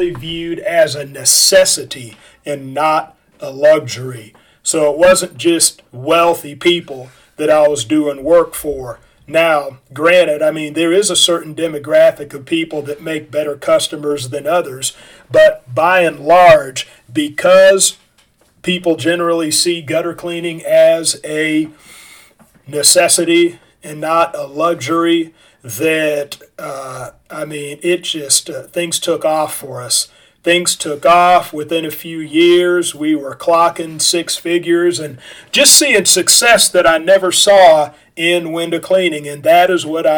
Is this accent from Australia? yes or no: no; Kansas City, United States; moved away; I'm originally from Kansas City, and I moved my family back up here in 2012.